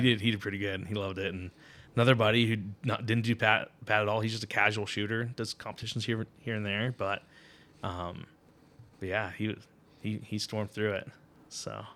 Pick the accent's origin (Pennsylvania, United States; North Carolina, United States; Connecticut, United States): Connecticut, United States; moved away; I grew up in Connecticut